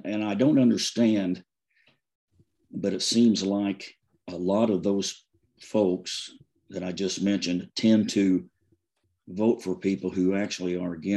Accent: rural southern Indiana, United States; now in Transylvania County, North Carolina, United States; I was born and raised in Indiana on a farm in rural southern Indiana

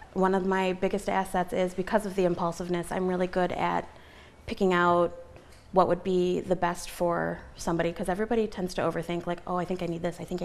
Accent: Napoleon, Michigan, United States; now in Adrian, United States; I actually went to school in Napoleon, okay. And I'm kind of from the Norville area. I currently live in Adrian, but I'm moving back to be closer to work

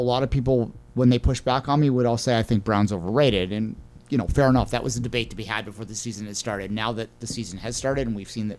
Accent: Oromocto, New Brunswick, Canada; I'm from Oromocto, bitch.

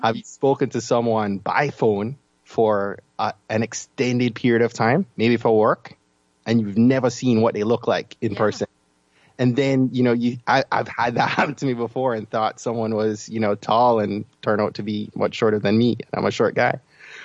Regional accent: Jamaica; I'm from Jamaica, as you can probably tell from my accent

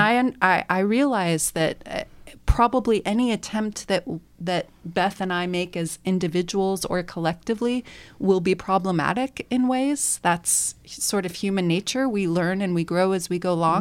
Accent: Bay Area, California, United States; now in Bloomington, United States; I'm from the Bay Area, which is a much more, obviously, diverse community

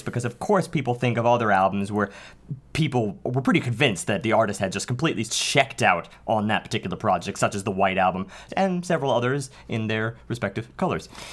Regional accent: New York City, New York, United States; I can not claim to be anything besides a Staten Islander.

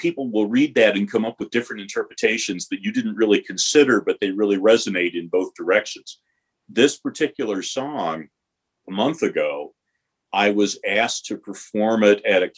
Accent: Detroit, Michigan, United States; moved away; also born or lived in West Coast; I grew up in Detroit

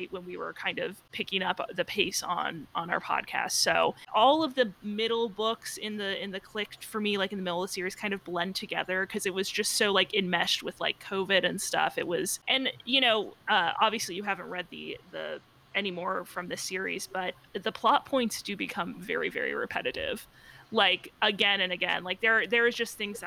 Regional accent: Cincinnati, Ohio, United States; I'm from Cincinnati

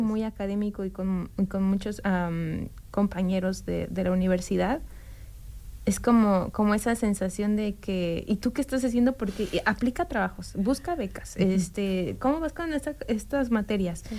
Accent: Mexico City, Mexico; moved away as an adult; now in Bloomington, United States; soy ah, mexicana de ah, la Ciudad de México. Mm, nací ahí y crecí ahí

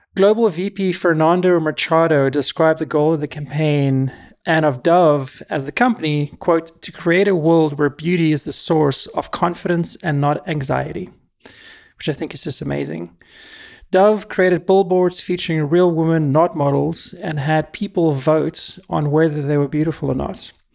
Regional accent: South Africa; moved away as an adult; now in United States; I was born and raised in South Africa

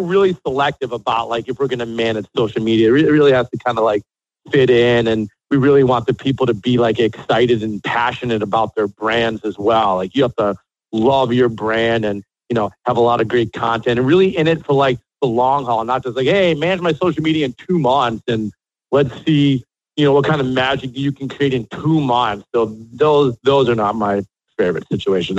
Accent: Chicago, Illinois, United States; moved away as an adult; also born or lived in Miami, Florida; now in Miami Beach, United States; I'm born and raised in Chicago.

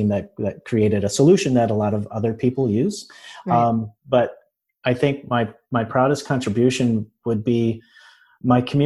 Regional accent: West Michigan, United States; moved away as an adult; also born or lived in Florida; now in Orlando, United States; I am in Orlando now. I'm originally from Michigan, from West Michigan

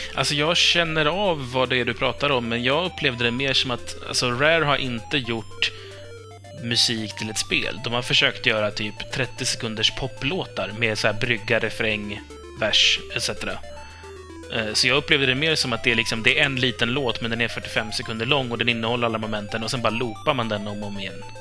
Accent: Sweden; jag kommer från Sverige

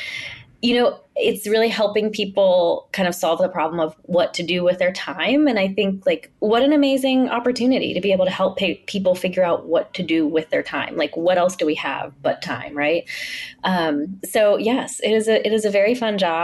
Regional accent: Pittsburgh, Pennsylvania, United States; moved away as an adult; now in New York, United States; growing up in Pittsburgh

